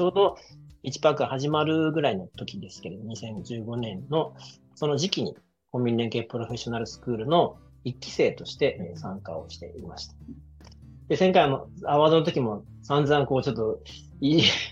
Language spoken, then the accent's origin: Japanese; Sasebo, Nagasaki, Japan; moved away as an adult; also born or lived in Kitakyushu, Fukuoka; now in Miyazaki, Japan; 僕、あの、長崎県のえー、佐世保市出身です